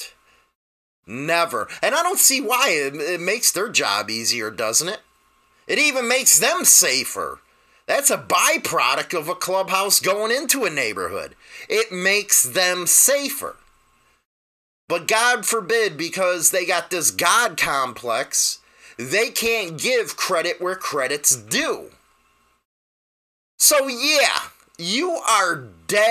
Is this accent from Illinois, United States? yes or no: yes; Chicago, Illinois, United States; I'm from Chicago